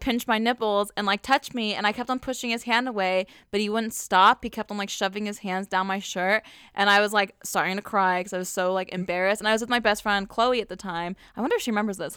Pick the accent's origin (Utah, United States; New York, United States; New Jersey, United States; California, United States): California, United States; Southern; I grew up in Southern California